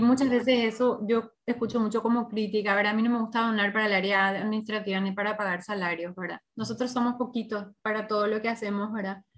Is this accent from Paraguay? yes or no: yes; Paraguay